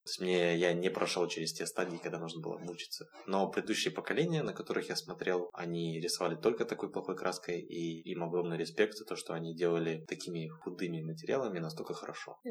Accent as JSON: {"language": "Russian", "town": "Vladivostok", "region": "Primorsky Krai", "country": "Russia", "tie": "born or raised there", "said": "Я родом из города Владивостока, где и начал рисовать в 2006 году"}